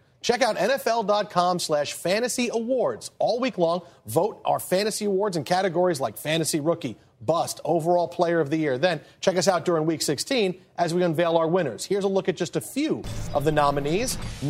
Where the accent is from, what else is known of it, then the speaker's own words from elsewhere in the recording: West Coast, United States; Wait, I'm from the West Coast.